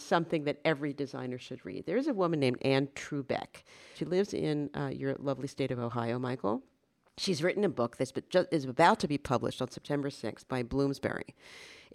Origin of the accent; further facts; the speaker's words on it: Paris, Île-de-France, France; moved away; I grew up in Paris